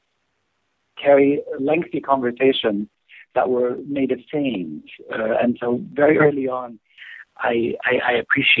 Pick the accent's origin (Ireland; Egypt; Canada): Egypt; moved away as an adult; now in United States; I came from Egypt. It was 2 weeks after arriving from Egypt to the United States, 8 years ago now